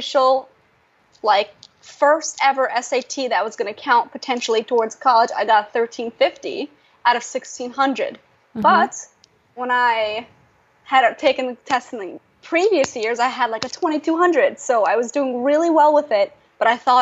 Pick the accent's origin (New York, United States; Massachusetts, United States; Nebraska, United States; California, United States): New York, United States; English is a second language; also born or lived in Russia; now in Washington, D.C., United States; I'm from New York.